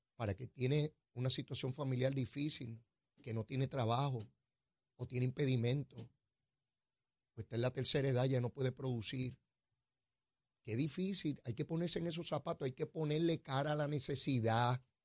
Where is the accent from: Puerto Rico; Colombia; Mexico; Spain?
Puerto Rico; nosotros aquí